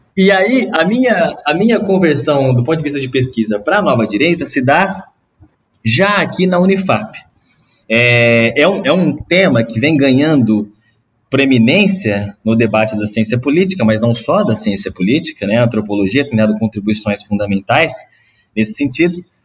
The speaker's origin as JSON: {"language": "Portuguese", "town": "Ribeirão Preto", "region": "São Paulo", "country": "Brazil", "accent": "R puxado", "said": "eu venho do interior de São Paulo também, de um, de um lugar bem pequeno chamado Bonfim Paulista, que é distrito de Ribeirão Preto"}